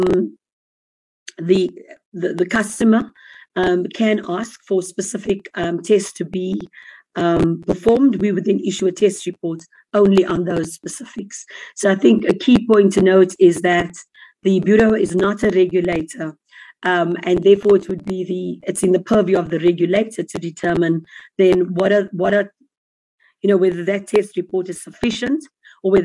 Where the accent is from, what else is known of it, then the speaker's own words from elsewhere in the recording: South Africa; as a South African citizen